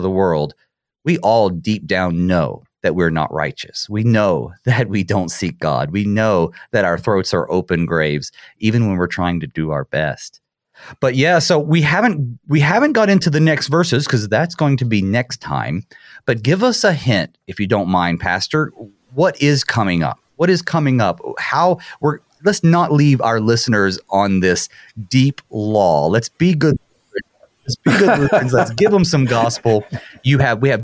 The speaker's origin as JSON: {"language": "English", "region": "Midwest", "country": "United States", "said": "being a Midwesterner"}